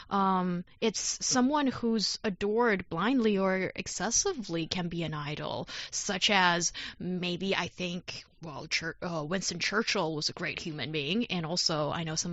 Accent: South China, China; English is a second language; from South China.

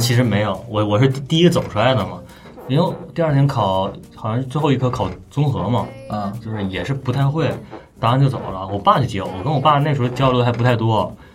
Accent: Northeast China, China; 我们东北人，就是都不爱出东三省

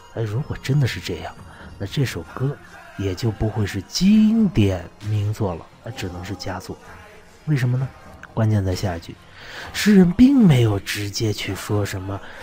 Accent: China; 我们中国人

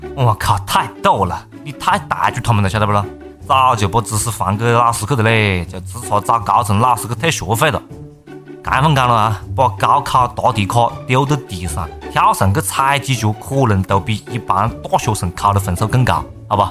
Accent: Hunan, China; accent: Hunanese; 我们湖南话

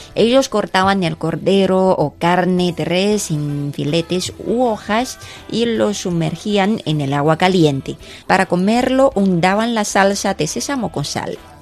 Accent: China; soy china

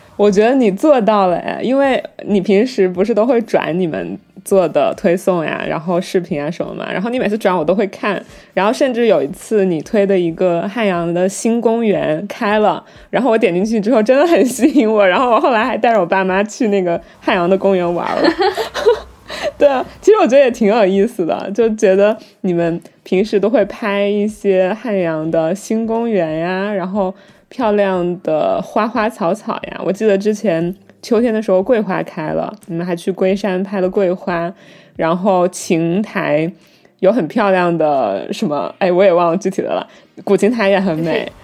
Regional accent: Wuhan, Hubei, China; 因为我是武汉人

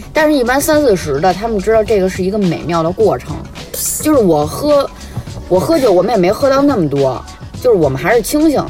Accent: Beijing, China; accent: Beijing accent; 我们的北京腔

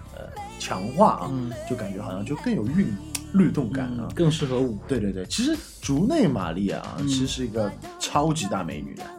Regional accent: Jiangsu-Zhejiang area, China; accent: Jiangsu-Zhejiang (Wu) dialect; 根源是我们老家话。 嗯 啊，你刚刚前面说这个话的时候，感觉像是我们这种江北话啊

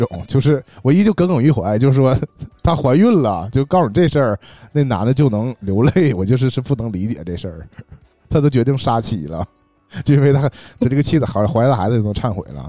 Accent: Shenyang, Liaoning, China; 我我们沈阳人是这样的。

